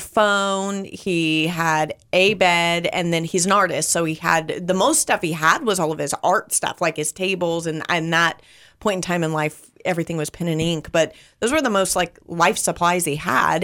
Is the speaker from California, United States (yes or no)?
yes; California, United States; moved away; growing up in California